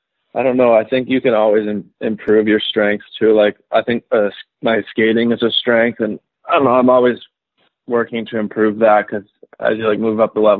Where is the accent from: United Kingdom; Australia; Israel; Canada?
Canada; Calgary, Alberta; also born or lived in Whitefish, Montana, United States / Michigan, United States; it's like my hometown